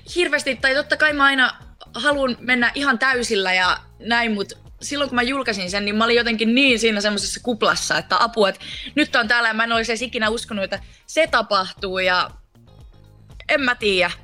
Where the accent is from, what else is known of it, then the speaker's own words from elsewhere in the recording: Laihia, Ostrobothnia, Finland; also born or lived in Vaasa; laihia, tai mä oon Vaasassa syntynyt ja siellä asunutkin, mutta kyllä mä sanon, että mä oon laihialta, koska mä oon siellä käynyt peruskouluja ja kaikkea